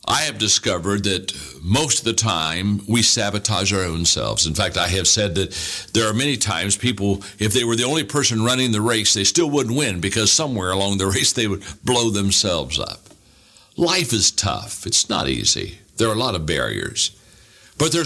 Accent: Circleville, Ohio, United States; I grew up in Circleville

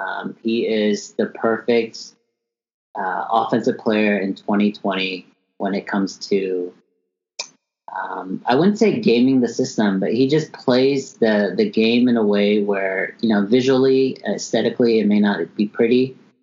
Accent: Dallas, Texas, United States; I'm from Dallas.

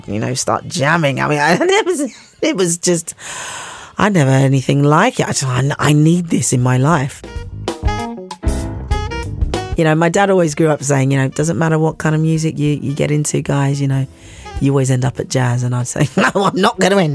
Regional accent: London, United Kingdom; also born or lived in Bulawayo, Zimbabwe; I grew up, actually I was born in Bulawayo, Zimbabwe, and grew up in southeast London. Our first home was in Blackheath, and then we moved to Lewisham

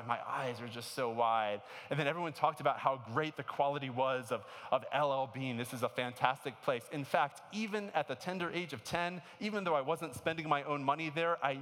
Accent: Maryland, United States; moved away as an adult; I grew up in Maryland. My entire life up until college, I was in Maryland

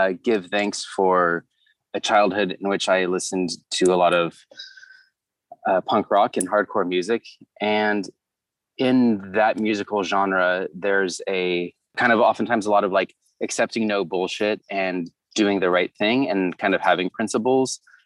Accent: Orange County, Southern California, United States; also born or lived in Santa Barbara, California; now in Los Angeles, United States; I'm from Southern California, born and raised. Grew up in the suburbs of Orange County

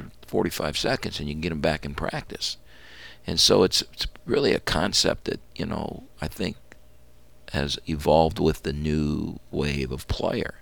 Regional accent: Ohio, United States; I grew up in Ohio

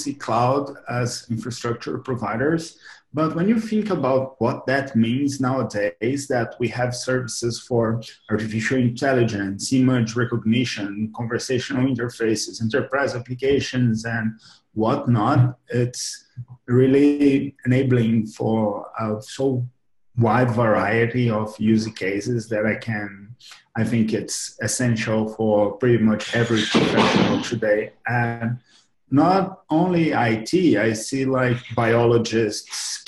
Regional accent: Brazil; now in Madrid, Spain; I'm from Brazil, actually, originally. I'm now in Madrid

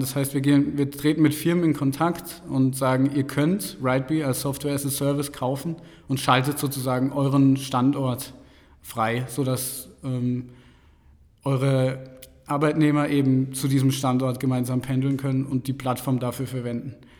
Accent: Karlsruhe, Baden-Württemberg, Germany; moved away as an adult; also born or lived in Mannheim; now in Munich, Germany; Ursprünglich komme ich aus Baden-Württemberg, aus Karlsruhe

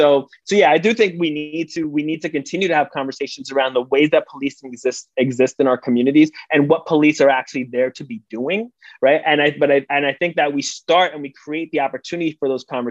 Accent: New York City, New York, United States; As a New Yorker, as an advocate

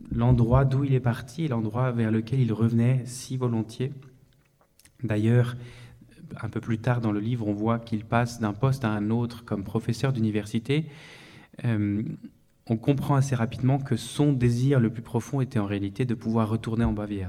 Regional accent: France; now in Vienna, Austria; je suis français euh, résident en Autriche, à Vienne

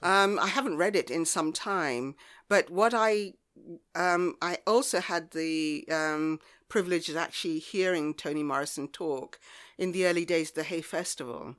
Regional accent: Devon, South West England, United Kingdom; also born or lived in Ghana / Lyme Regis / Bideford; I grew up in the West Country in Devon

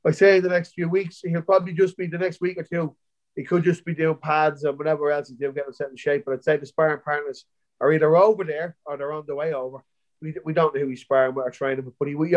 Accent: Ireland; As an Irishman

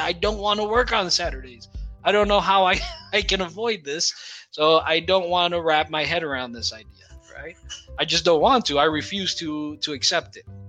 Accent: Brazil; English is a second language; We in Brazil we know these words in in uh, Spanish as well.

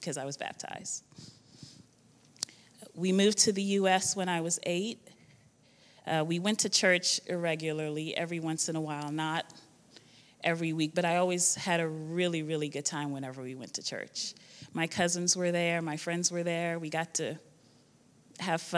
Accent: Guyana; moved away; I was born in Guyana. It's a small country in South America, located between Suriname and Brazil.

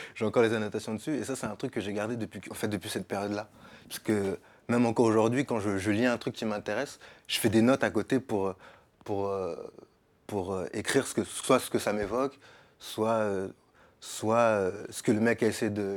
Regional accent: Sarcelles, Île-de-France, France; j'ai grandi à Sarcelles, donc en banlieue

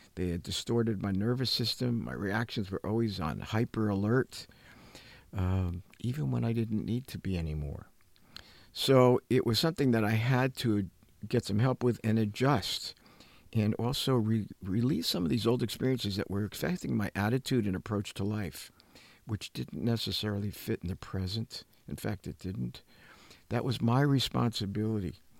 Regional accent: New Jersey, United States; growing up in New Jersey

